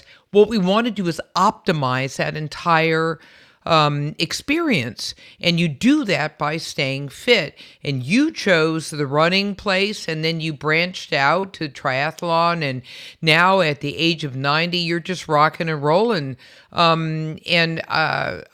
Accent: San Francisco, California, United States; I was also born and raised in San Francisco

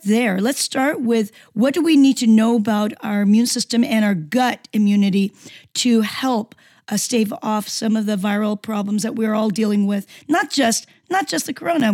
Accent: Seoul, South Korea; moved away; I come from a country, Seoul, and I'm from Korea, South Korea, and we eat a great deal of fermented foods

